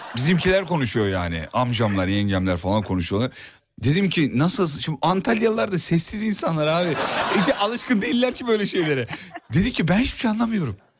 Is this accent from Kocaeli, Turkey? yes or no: yes; Kocaeli, Turkey; aslen Erzurumluyum ama doğma büyüme Kocaeli.